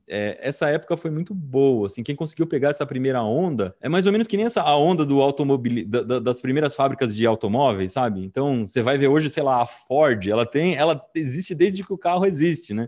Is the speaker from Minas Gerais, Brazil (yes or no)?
no; Piedade, São Paulo, Brazil; eu cresci em Piedade, no interior de São Paulo